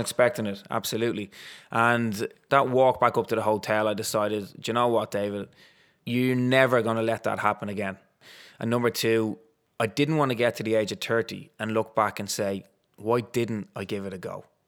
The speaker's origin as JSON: {"language": "English", "town": "Dublin", "region": "Leinster", "country": "Ireland", "tie": "born or raised there", "said": "where I grew up in Ballantyre, there was Dundrum Athletic Club, literally at the end of my road."}